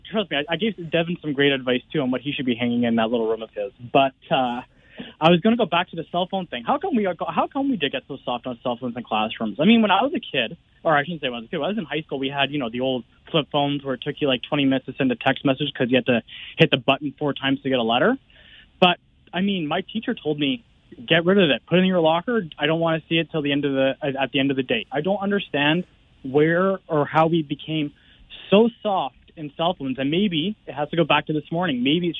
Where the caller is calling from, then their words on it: Ontario, Canada; I'm calling from Upper Canada